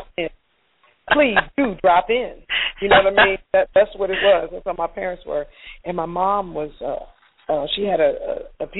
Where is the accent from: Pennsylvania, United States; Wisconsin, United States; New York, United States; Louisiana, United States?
Pennsylvania, United States; Chester; now in Atlanta, United States; I grew up in Chester, Pennsylvania, 9 miles south of Philadelphia.